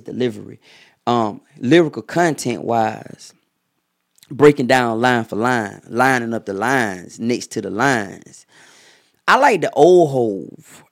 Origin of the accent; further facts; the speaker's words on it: Atlanta, Georgia, United States; I'm from Atlanta